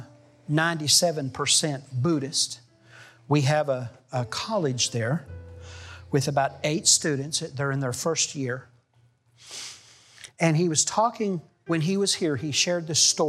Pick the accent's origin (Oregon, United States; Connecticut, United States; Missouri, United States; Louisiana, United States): Missouri, United States; also born or lived in Arkansas; I grew up in Missouri and Arkansas. And my late teens, we lived near Arkansas.